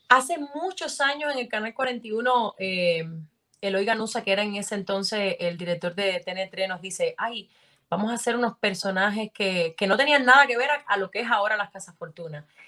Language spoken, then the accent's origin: Spanish; Sancti Spíritus, Cuba; en mi pueblo no, no había como mucha cultura actoral, tampoco conocía a nadie de Santi Espíritu